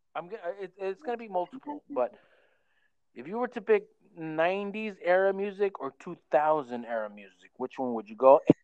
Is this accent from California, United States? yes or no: yes; Oxnard, California, United States; also born or lived in Santa Paula, California; me and Mark, we, we, were born and raised in Oxnard